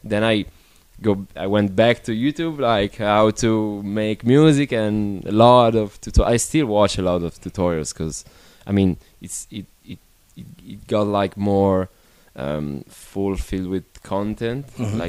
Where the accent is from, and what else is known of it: Milan, Lombardy, Italy